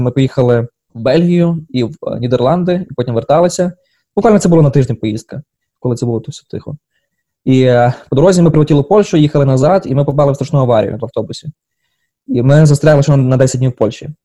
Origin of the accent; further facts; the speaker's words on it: Ukraine; moved away as an adult; now in Washington, United States; я з України